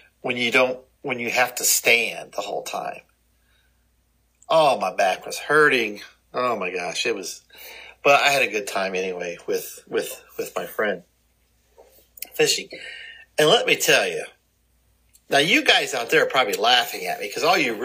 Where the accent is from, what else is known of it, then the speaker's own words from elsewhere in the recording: Cleveland, Ohio, United States; I grew up around Lake Erie in Cleveland